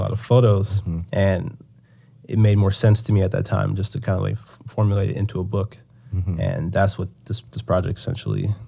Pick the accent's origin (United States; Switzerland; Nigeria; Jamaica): Nigeria; we're Nigerian, so there's a lot of different things. Like when people pass away, usually they prefer to be buried at home. Um, so I knew that I was going to go to Nigeria